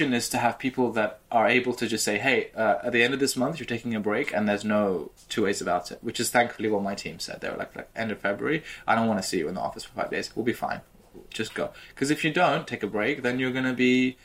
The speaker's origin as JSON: {"language": "English", "country": "United Kingdom", "said": "I'm British"}